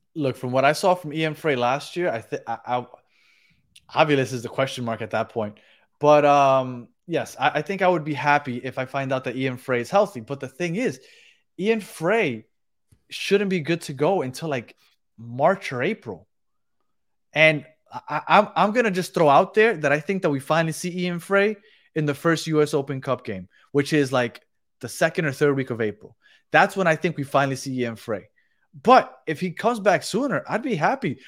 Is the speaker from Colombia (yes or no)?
yes; Colombia; I am Colombian